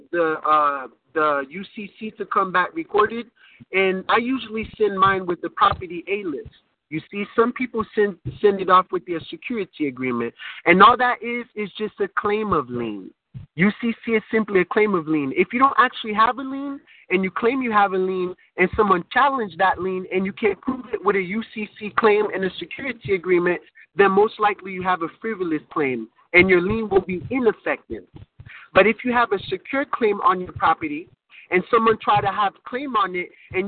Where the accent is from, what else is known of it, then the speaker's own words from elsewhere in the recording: United States; I was born and raised in America, so I would be considered an American